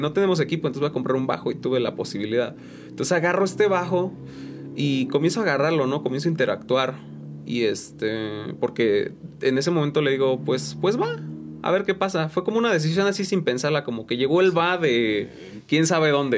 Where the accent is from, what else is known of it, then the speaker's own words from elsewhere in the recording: San Juan del Río, Querétaro, Mexico; also born or lived in San Pedro Ahuacatlán; de aquí, de aquí de San Juan del Río